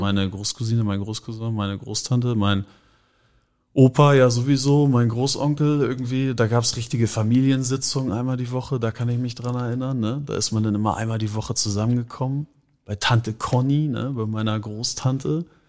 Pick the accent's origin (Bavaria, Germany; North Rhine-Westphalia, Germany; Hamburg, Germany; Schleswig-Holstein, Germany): Hamburg, Germany; also born or lived in Schenefeld; Wir sind in Lurup oder ich bin in Lurup aufgewachsen.